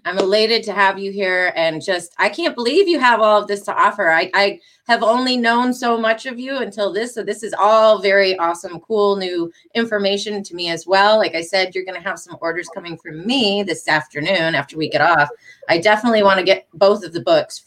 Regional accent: Detroit, Michigan, United States; That's where I'm from. That's my hometown. I'm from Detroit

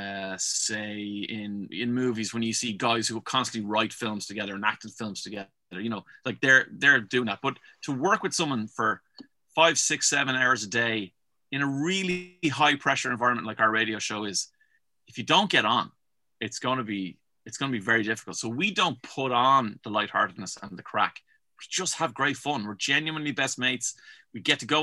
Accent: Dublin, Leinster, Ireland; I'm from Dublin.

